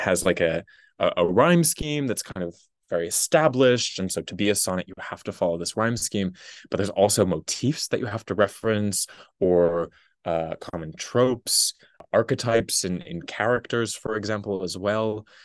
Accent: Massachusetts, United States; I'm from a tiny little town in Massachusetts

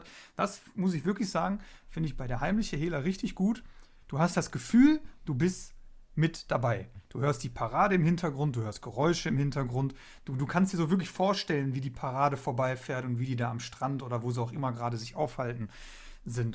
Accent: Duisburg, North Rhine-Westphalia, Germany; bei uns in Duisburg

